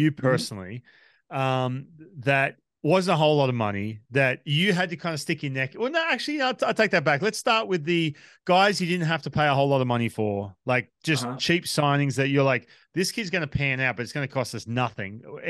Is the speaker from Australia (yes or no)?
yes; Australia; Like obviously I grew up in Australia.